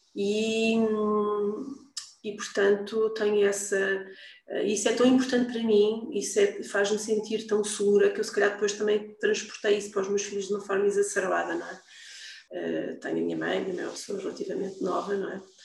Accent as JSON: {"language": "Portuguese", "region": "Lisbon", "country": "Portugal", "tie": "born or raised there", "also_born_or_lived": "Almada", "said": "nasci em Lisboa, vivi sempre uh, nesta, nesta zona, Lisboa, em Almada, há muitos anos."}